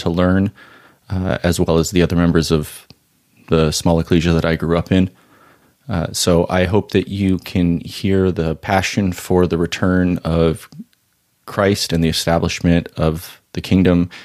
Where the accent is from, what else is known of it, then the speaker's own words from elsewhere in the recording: Orange County, California, United States; I was growing up in Orange County